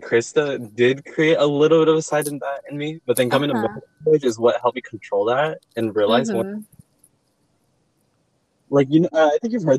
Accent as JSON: {"language": "English", "town": "Stockton", "region": "California", "country": "United States", "tie": "born or raised there", "said": "I did grow up in Stockton. I mean, like, I was born in Stockton, grew up here, but I would also, like, very regularly, when I was little, my parents would always, like, visit Peru a lot."}